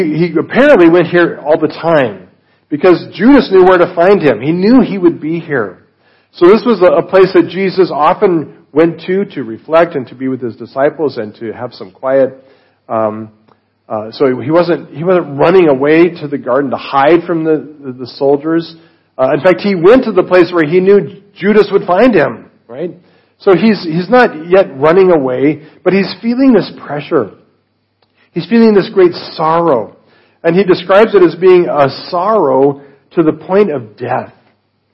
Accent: Colorado, United States; I'm from Colorado

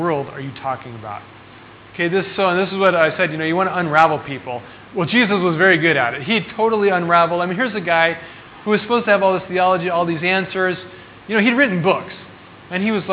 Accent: Colorado, United States; moved away; I'm from Colorado.

